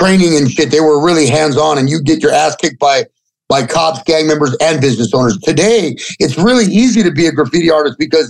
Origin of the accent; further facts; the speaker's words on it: Los Angeles, California, United States; also born or lived in Mission Hills / Sun Valley; I grew up in like the north or the east part of the San Fernando Valley